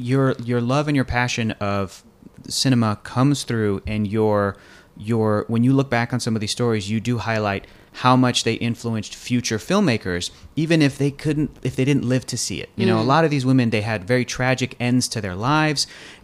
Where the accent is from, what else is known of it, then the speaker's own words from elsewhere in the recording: United States; my parents being from Mexico, my mom and dad being from Mexico, and I'm being born in the United States